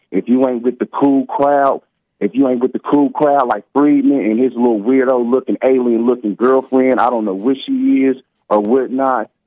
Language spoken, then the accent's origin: English; United States; we as American people